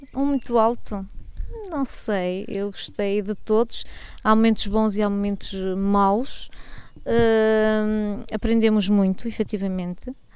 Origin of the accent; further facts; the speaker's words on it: Pinhão, Norte, Portugal; pela minha terra